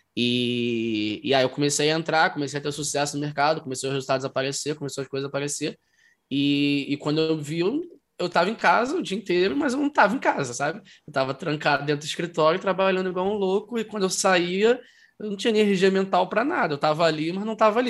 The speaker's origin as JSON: {"language": "Portuguese", "region": "Rio de Janeiro", "country": "Brazil", "said": "eu sou aqui do Rio, é, do Rio de Janeiro, tenho 26 anos"}